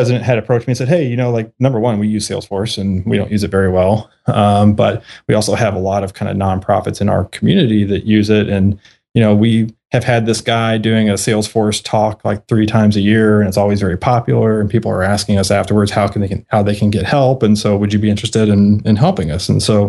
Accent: Kentucky, United States; I'm from Kentucky.

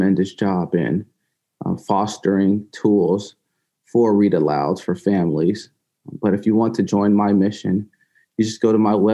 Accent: Valdosta, Georgia, United States; As a child growing up in Valdosta, Georgia

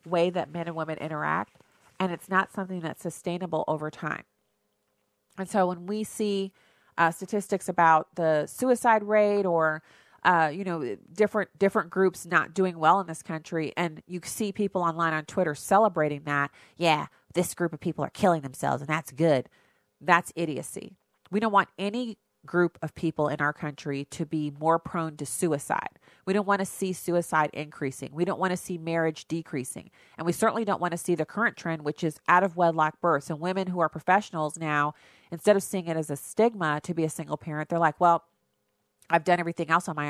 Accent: United States; I'm an American

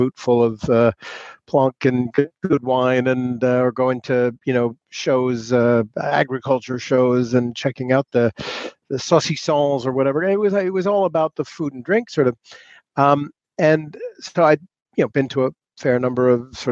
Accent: New York City, New York, United States; moved away as an adult; also born or lived in Paris, France; now in England; I'm originally from New York City, grew up in New York City

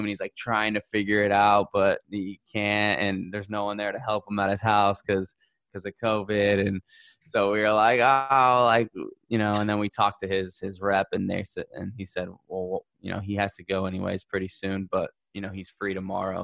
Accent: United States; as an American

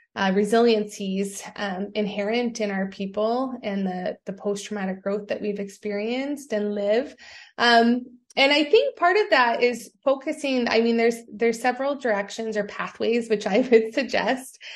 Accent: Sault Ste. Marie, Ontario, Canada; moved away; also born or lived in Wabaseemoong First Nation / Six Nations of the Grand River; I grew up in Sault Ste. Marie

